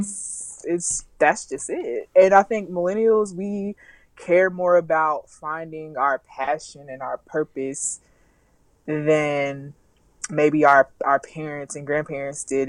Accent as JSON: {"language": "English", "region": "the South", "country": "United States", "said": "I'm from the South"}